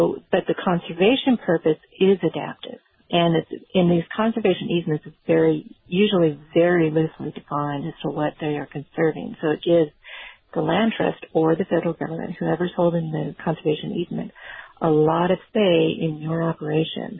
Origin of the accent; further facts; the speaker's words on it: Nevada, United States; I grew up in Nevada